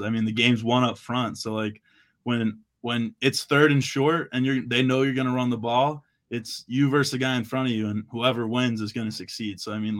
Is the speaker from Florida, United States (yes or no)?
yes; Florida, United States; born there; also born or lived in Boston; So like I was born in Florida.